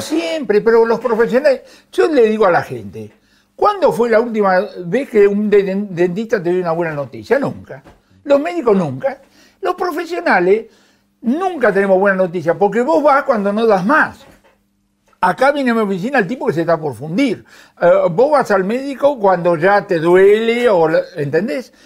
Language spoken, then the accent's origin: Spanish; Buenos Aires, Argentina; yo nací en Liniers